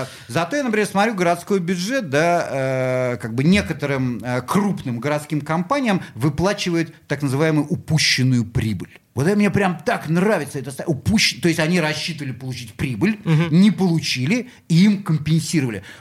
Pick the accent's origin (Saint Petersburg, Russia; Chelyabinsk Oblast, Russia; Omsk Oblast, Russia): Saint Petersburg, Russia; я здесь родился